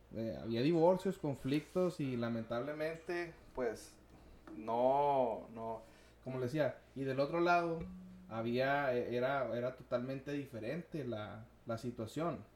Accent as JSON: {"language": "Spanish", "country": "Mexico", "said": "como latinos, como hispanos, mexicanos"}